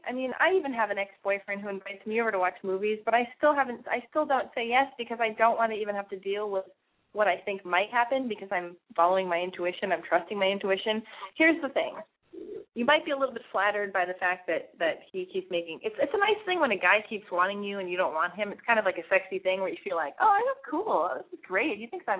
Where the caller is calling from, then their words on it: California, United States; I'm from California. I'm 20.